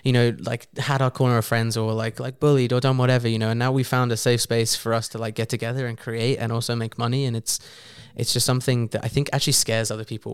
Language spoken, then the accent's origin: English; England, United Kingdom; from being English